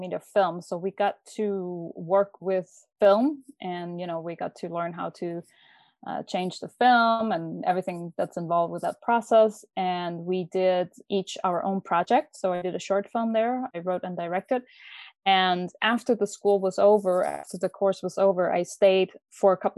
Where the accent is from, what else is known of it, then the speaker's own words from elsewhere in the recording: Denmark; moved away as an adult; also born or lived in New York, United States; now in Barcelona, Spain; So I am from Denmark. I'm Danish.